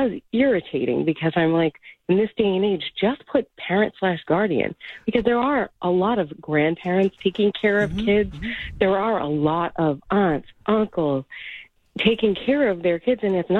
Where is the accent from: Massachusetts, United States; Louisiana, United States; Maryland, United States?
Massachusetts, United States; Medford; moved away as an adult; now in Tewksbury, United States; We grew up in Medford.